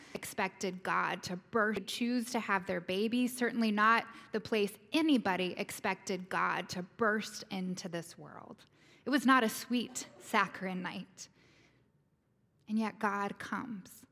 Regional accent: the South, United States; I'm a Southerner and a Methodist

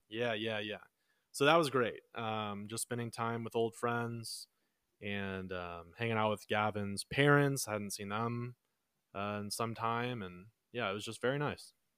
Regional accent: Texas, United States; we're from Texas

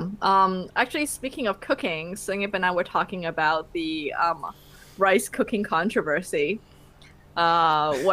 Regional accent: Hong Kong; I'm from Hong Kong

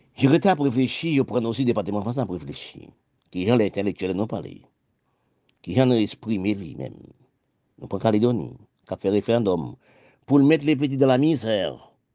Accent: Haiti; now in France; mon pays d'Haïti. C'est là que je suis né, je suis né en Haïti

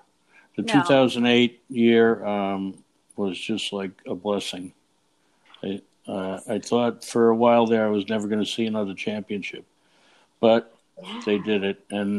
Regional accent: New York City, New York, United States; I grew up in Brooklyn, New York, and this is quite a while ago. I won't tell you how old I am, but it was a long time ago.

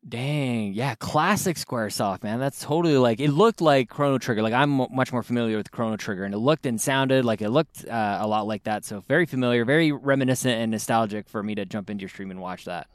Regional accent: Canada; we're Canadian, we all took, uh, French in high school.

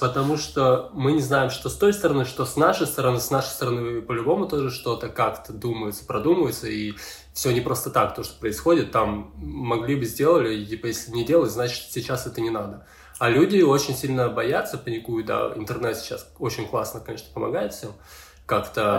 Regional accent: Ukraine; я тут э, в своей стране

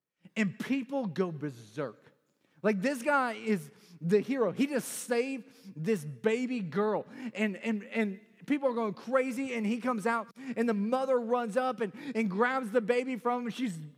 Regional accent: Chicago, Illinois, United States; I'm originally from the Chicagoland area, even though I sound like I'm from South Carolina. The South Side of Chicago is pretty rough.

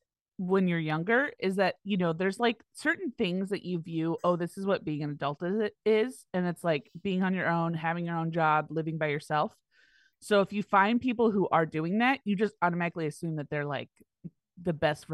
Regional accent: Australia; born there; I was born in Australia, but I talk like this.

